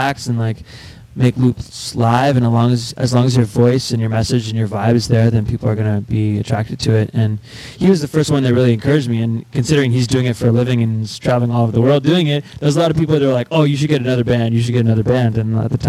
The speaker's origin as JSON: {"language": "English", "town": "Montreal", "region": "Quebec", "country": "Canada", "tie": "born or raised there", "said": "growing up in Montreal"}